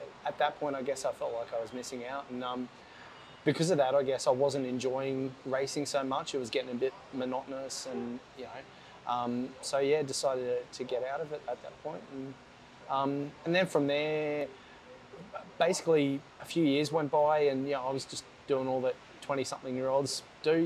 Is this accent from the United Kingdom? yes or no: no; Gold Coast, Queensland, Australia; growing up on the Gold Coast and being surrounded by water